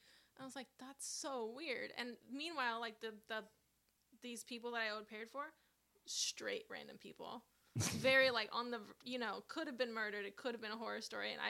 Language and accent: English; Corning, California, United States; moved away; I lived in Corning. I'm from Corning. What the hell? And Corning is small. It's like, you know, population, I think maybe like 9,000 or something.